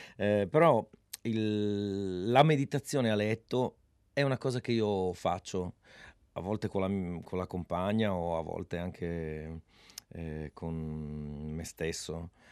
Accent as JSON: {"language": "Italian", "region": "Friuli-Venezia Giulia", "country": "Italy"}